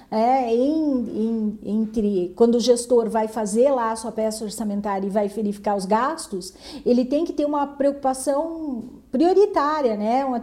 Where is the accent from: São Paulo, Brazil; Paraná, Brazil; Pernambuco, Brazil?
Paraná, Brazil; Mangueirinha; eu sou lá de Mangueirinha